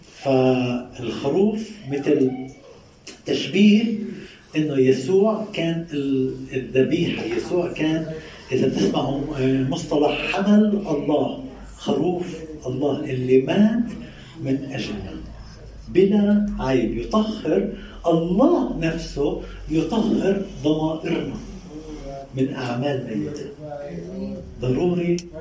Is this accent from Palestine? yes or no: yes; Palestine; المصطلح العامي عندنا بفلسطين